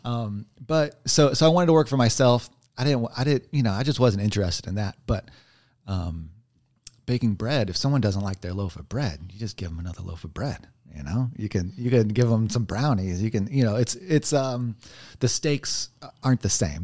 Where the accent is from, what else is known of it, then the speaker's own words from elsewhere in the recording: Texas, United States; moved away; also born or lived in New Mexico; I'm from Texas originally